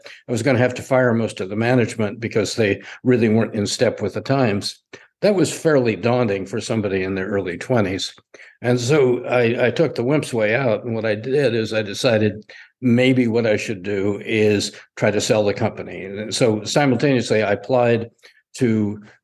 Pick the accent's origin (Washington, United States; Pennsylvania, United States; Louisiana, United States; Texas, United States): Washington, United States; Spokane; I was raised in Spokane, Washington